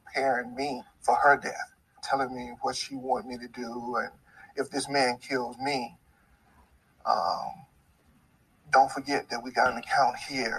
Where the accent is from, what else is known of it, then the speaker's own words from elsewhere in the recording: the South, United States; I'm from the South